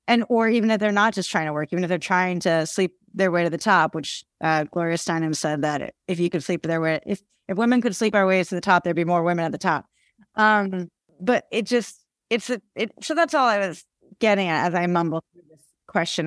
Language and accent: English; Haddonfield, New Jersey, United States; I grew up in Haddonfield, New Jersey, which is a small town